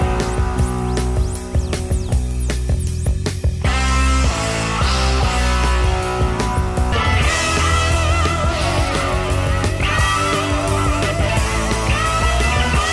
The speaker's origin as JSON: {"language": "English", "town": "New Orleans", "region": "Louisiana", "country": "United States", "said": "New Orleans"}